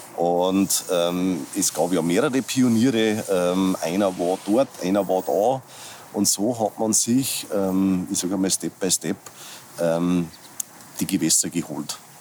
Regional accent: near Passau, Lower Bavaria, Germany; ich lebe, bin geboren in Niederbayern, ähm, direkt an der österreichischen Grenze. Also wir sitzen im südöstlichsten Eck Deutschlands in der Nähe von Passau

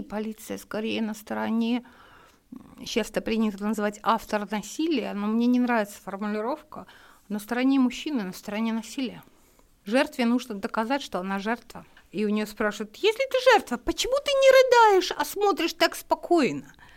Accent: Makhachkala, Dagestan, Russia; moved away as an adult; Я махачкалинская девочка.

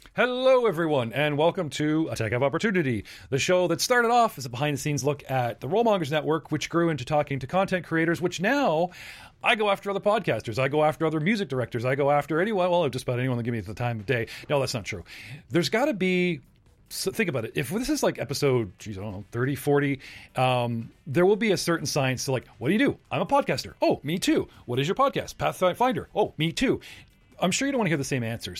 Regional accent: Canada; I'm Canadian

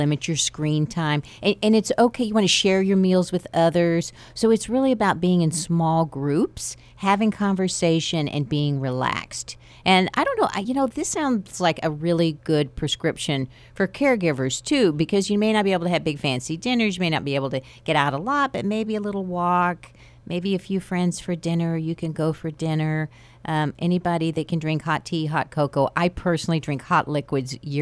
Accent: Amarillo, Texas, United States; I'm from Amarillo

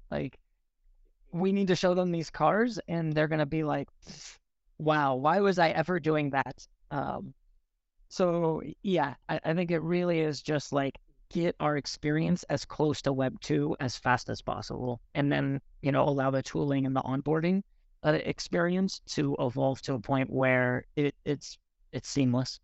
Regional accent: Seattle, Washington, United States; I grew up in Seattle

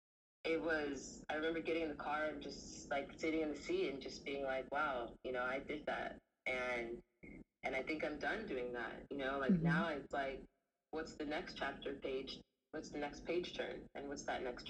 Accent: Los Angeles, California, United States; also born or lived in Antelope Valley / Santa Monica; I'm born and raised in Los Angeles, right? We moved to the Antelope Valley when I was 7 years old.

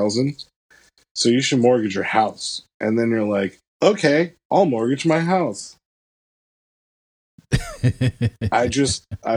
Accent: Florida, United States; now in Michigan, United States; I'm from Florida

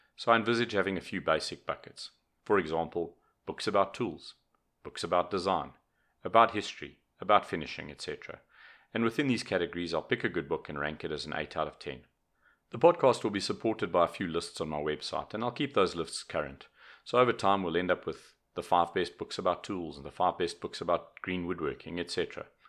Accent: South Africa; also born or lived in Johannesburg; I'm a South African. I live in Johannesburg

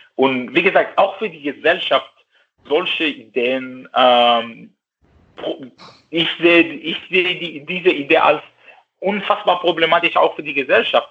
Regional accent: Israel; German is a second language; now in Cologne, Germany; Ich bin äh, nicht Deutsche, ich, ich komme nicht aus Deutschland, ich bin Jude, ich bin Israeli

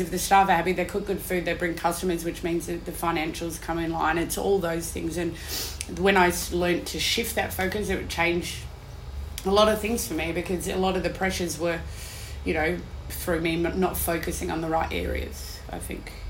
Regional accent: Perth, Western Australia, Australia; now in Melbourne, Australia; I come from Perth

